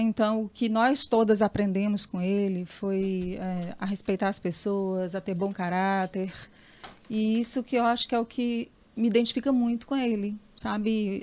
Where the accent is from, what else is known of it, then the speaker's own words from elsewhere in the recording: Teresina, Piauí, Brazil; Eu nasci na Pissarra